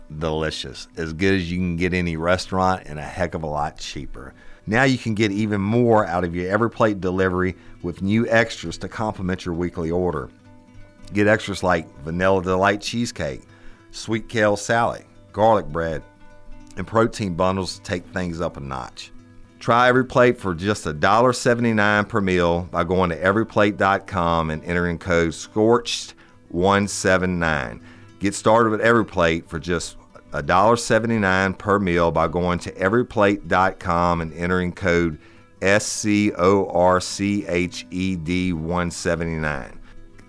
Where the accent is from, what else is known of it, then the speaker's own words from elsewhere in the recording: South Louisiana, United States; I'm from South Louisiana